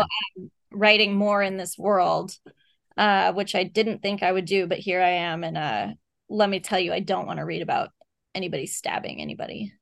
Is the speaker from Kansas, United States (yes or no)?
no; Texas, United States; moved away; I grew up in Texas